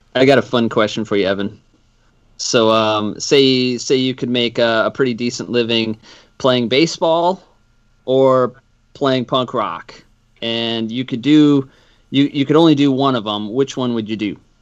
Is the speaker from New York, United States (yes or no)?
no; Madison, Wisconsin, United States; moved away; I'm from Madison originally